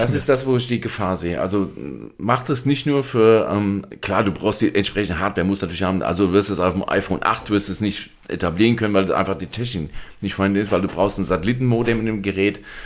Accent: Germany; bei uns in Deutschland

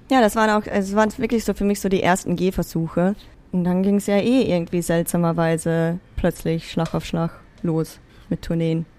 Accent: Zell am See, Salzburg, Austria; moved away as an adult; also born or lived in Vienna; bin ja in Österreich, also in einem kleinen, beschaulichen Bergdorf geboren und aufgewachsen

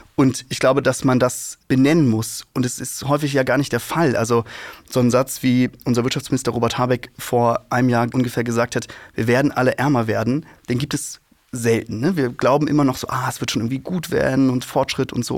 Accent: home state Mecklenburg-Vorpommern, Germany; ich bin in Ostdeutschland aufgewachsen

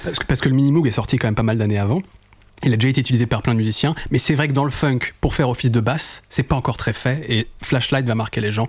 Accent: France; en tant que Français

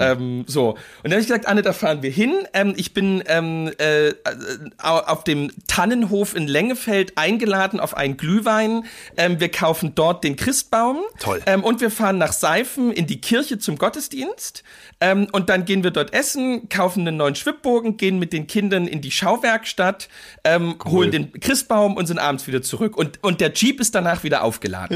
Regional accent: East Germany, Germany; bei uns in Ostdeutschland

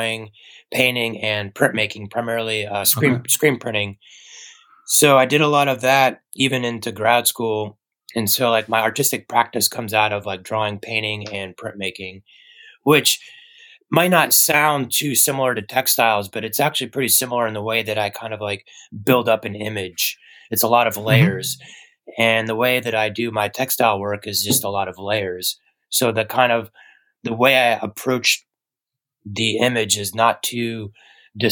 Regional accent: Atlanta, Georgia, United States; now in San Francisco, United States; I grew up in Atlanta, Georgia, which was another good town to skate

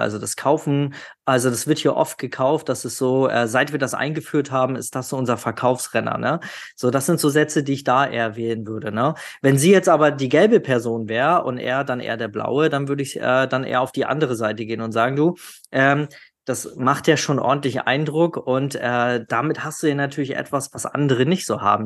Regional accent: the North, Northern Germany, Germany; Also ich komme ja aus dem Norden

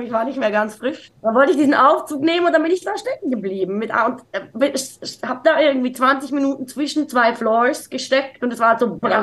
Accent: Zurich, Switzerland; ich bin in der Innenstadt von Zürich groß geworden

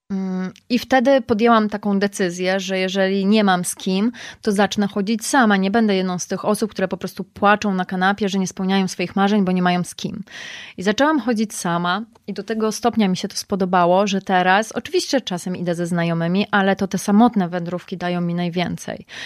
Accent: Poland; że jestem z Polski

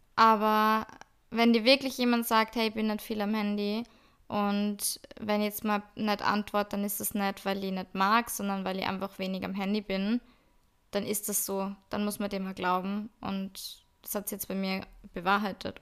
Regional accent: Salzburg, Austria; ich bin aus Salzburg-Stadt

